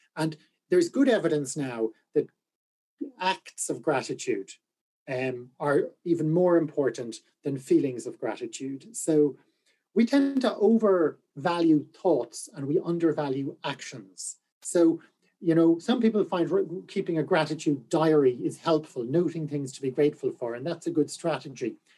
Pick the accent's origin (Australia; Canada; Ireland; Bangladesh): Ireland; Galway, Connacht; I am from Galway.